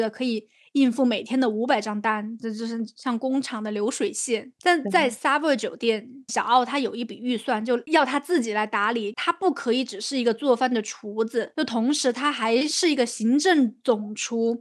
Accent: China; 我们就说从中国来的

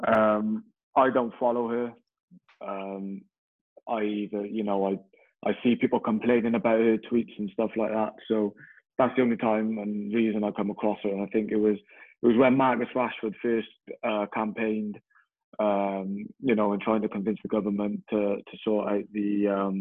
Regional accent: Newport, Wales, United Kingdom; I grew up in a city in Newport

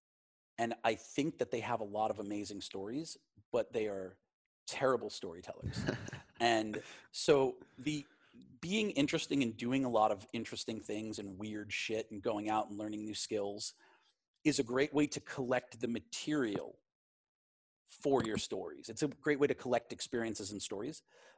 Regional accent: Glen Cove, New York, United States; also born or lived in Queens, New York / Manhattan, New York; I grew up in a town called Glen Cove

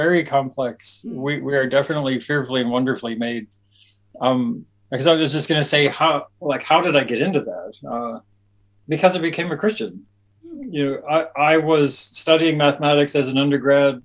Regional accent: Albuquerque, New Mexico, United States; moved away as an adult; now in Auckland, New Zealand; my hometown of Albuquerque, New Mexico

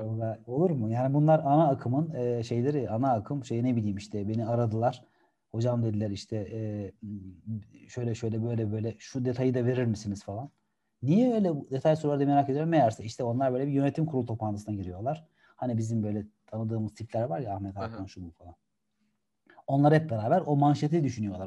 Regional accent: Gebze, Kocaeli, Turkey; also born or lived in İzmit; ailem, ben küçükken benim a, annem babam Gebze'de oturuyorlardı

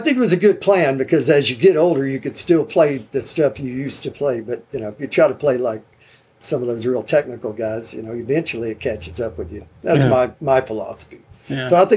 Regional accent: University Park, Texas, United States; also born or lived in Garland, Texas; I was born in Garland, and they moved me over to the Park Cities, Highland Park High School.

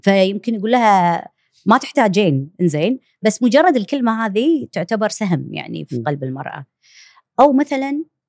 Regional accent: Kuwait; عندنا بالكويت

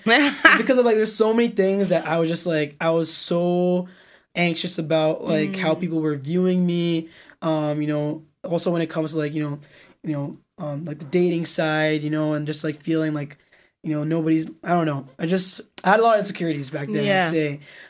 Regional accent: United Kingdom; accent: British; So like, you know, so I would use my British accent, but I remember like going to bed, like thinking, oh, like if we're staying here, my accent is going to change.

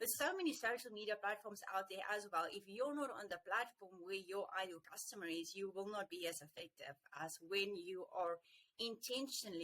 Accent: South Africa; being a South African

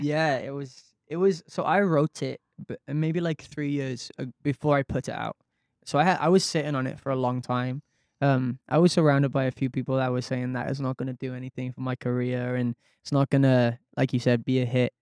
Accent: Wales, United Kingdom; my mom and dad are Scottish, so I was from Wales, so I never really got to see my family all that much

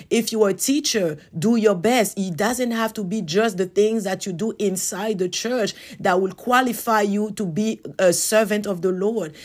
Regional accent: Côte d’Ivoire; moved away; back to my hometown in the Ivory Coast

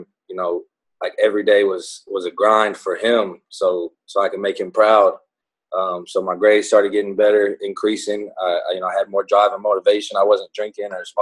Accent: Conroe, Texas, United States; also born or lived in Houston, Texas; I was born in Houston, and then we moved to Conroe after my parents split up when I was little. I was probably like 8 years old-ish

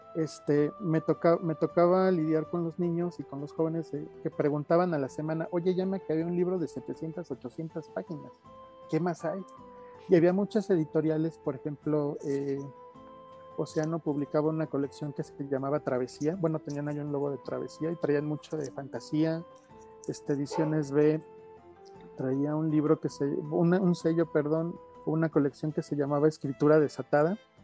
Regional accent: Mexico City, Mexico; nací en la Ciudad de México allá por 1978. Estudié eh, en el Politécnico

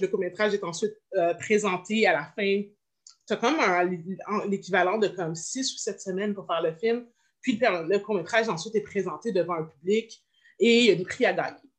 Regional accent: Montreal, Quebec, Canada; je viens de Montréal

